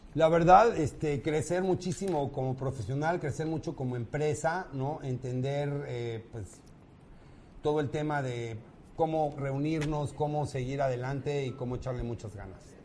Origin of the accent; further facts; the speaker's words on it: Mexico City, Mexico; Soy de aquí, de la CDMX, DF, Chilaquil, Forever and Ever. Aquí nací y aquí me moriré.